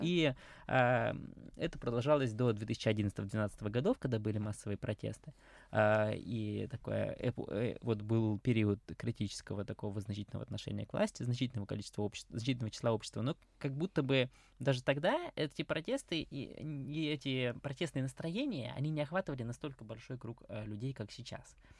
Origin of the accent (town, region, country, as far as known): Moscow, Russia